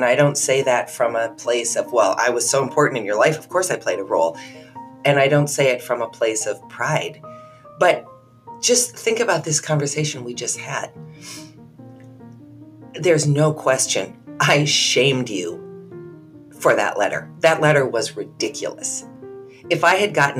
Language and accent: English; United States; I'm an American